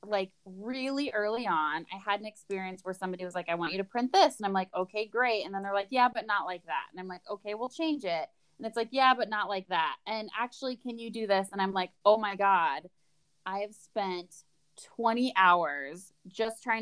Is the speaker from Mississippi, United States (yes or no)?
no; Portland, Oregon, United States; Basically born and raised. So I grew up near Portland in the suburbs outside of Portland